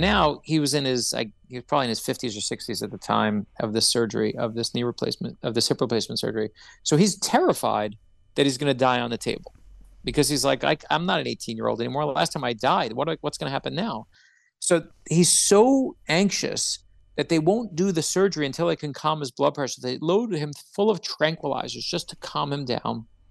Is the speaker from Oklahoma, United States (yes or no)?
no; New York City, New York, United States; moved away; also born or lived in South Florida; I grew up in Brooklyn, New York